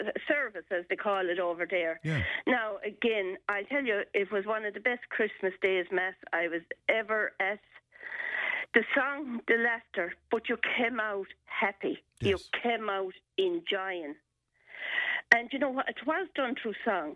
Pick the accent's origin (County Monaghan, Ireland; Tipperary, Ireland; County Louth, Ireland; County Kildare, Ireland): Tipperary, Ireland; I was brought up in Pecan, so it'd be down from Kearney Commons